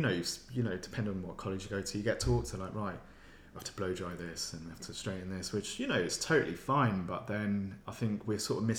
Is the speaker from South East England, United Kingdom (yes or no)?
yes; Kent, South East England, United Kingdom; now in London, United Kingdom; I'm originally from Kent.